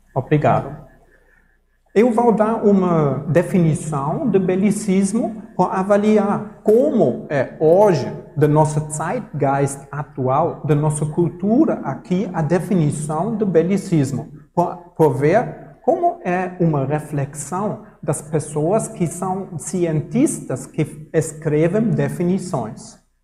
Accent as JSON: {"language": "Portuguese", "country": "Germany", "second_language": "Portuguese", "moved": "yes", "lives_now": "Brazil", "said": "no Brasil, ou eu sou alemão, na Alemanha também"}